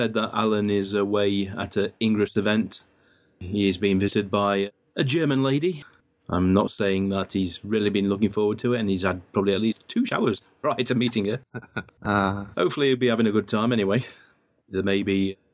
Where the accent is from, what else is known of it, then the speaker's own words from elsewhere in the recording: England, United Kingdom; first language English; I'm English and I only know English.